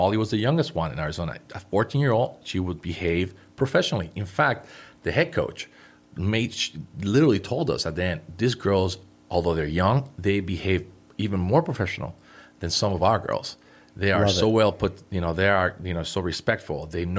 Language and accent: English; Puerto Rico; I was born in Puerto Rico.